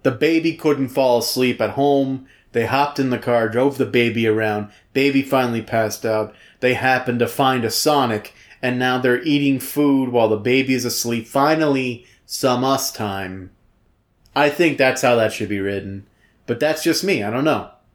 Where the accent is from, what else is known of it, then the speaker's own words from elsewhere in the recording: the South, United States; growing up in the South